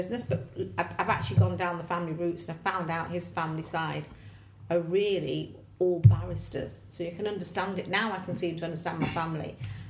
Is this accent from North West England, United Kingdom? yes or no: yes; Manchester, North West England, United Kingdom; also born or lived in Macclesfield; I was born in Manchester.